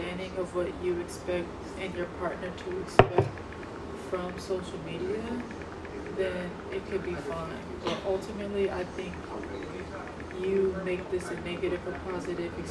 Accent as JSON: {"language": "English", "region": "California", "country": "United States", "said": "I'm 23. And I'm from Cali"}